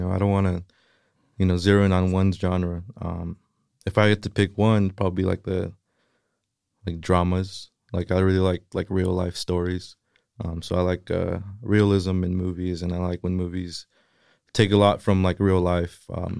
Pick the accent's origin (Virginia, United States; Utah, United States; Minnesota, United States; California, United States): California, United States; Salinas; born or raised there; first language Spanish; English is a second language